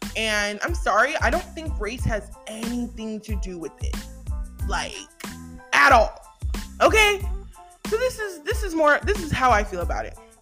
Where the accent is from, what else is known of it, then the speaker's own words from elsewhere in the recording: United States; us as Americans